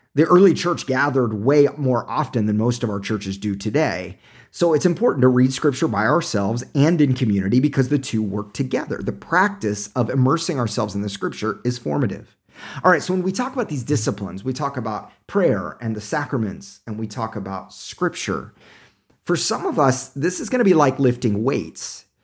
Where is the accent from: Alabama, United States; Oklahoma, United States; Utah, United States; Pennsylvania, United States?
Oklahoma, United States; Tulsa; moved away; I'm originally from Oklahoma